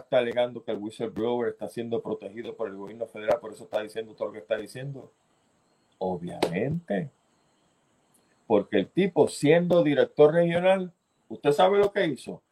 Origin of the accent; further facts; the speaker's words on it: Puerto Rico; nosotros venimos diciendo que aquí en Puerto Rico